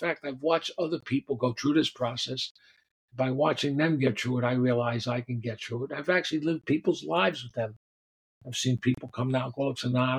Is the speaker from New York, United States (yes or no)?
yes; New York City, New York, United States; I grew up down on the Lower East Side. It was called the Lower East Side back then, and then it became the East Village. And, you know, I'm sort of born and raised on 4th and 2nd